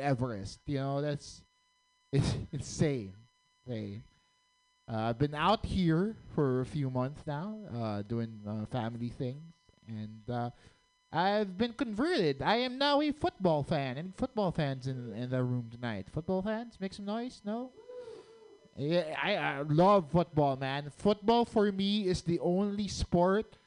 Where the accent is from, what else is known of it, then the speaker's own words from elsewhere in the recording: Philippines; moved away; I'm actually from the Philippines